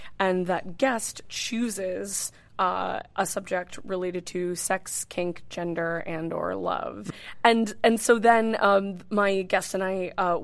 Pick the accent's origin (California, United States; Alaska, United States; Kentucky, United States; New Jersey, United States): California, United States; Northern; moved away as an adult; now in New York City, United States; I grew up in Northern California, mm-hmm. And lived in Northern California most of my life. I've been in New York City for 6 years.